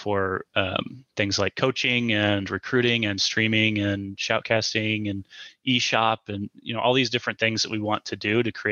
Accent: the Midwest, the Show Me State, Missouri, United States; we're from the Midwest, a show me state, so we're very frugal. You know, we grew up lower middle class

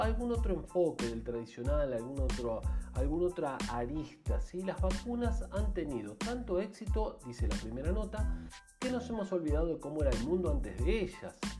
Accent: Argentina; yo soy argentino

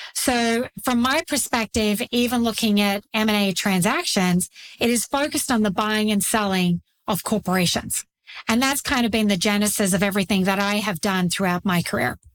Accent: Australia; moved away as an adult; now in United States; I grew up in Australia, the land down under. I grew up very rural in a dairy farming community

